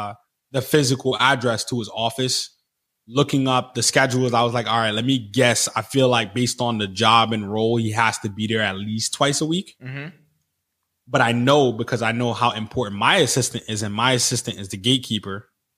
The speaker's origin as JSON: {"language": "English", "country": "Jamaica", "tie": "born there", "said": "Like I was born in Jamaica."}